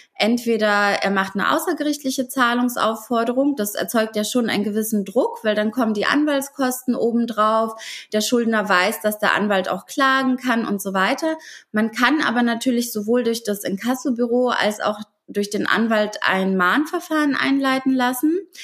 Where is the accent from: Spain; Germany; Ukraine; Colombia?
Ukraine; moved away; Ursprünglich komme ich aus der Ukraine